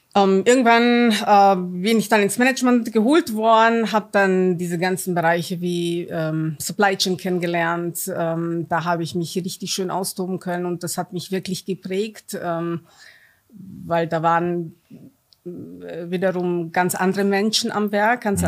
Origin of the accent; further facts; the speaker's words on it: Romania; German is a second language; now in Germany; Ich bin gebürtige Rumänin, bin im Kommunismus groß geworden